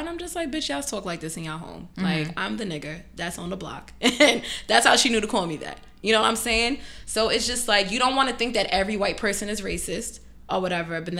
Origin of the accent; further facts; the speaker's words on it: Freeport, New York, United States; I grew up in Freeport, Long Island